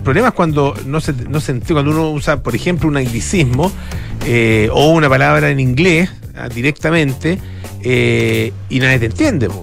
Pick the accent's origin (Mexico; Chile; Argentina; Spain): Chile; yo venía de Chile